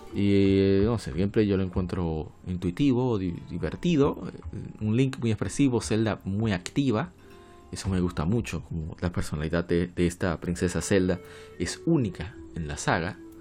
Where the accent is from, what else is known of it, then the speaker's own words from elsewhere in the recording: Dominican Republic; nosotros somos dominicanos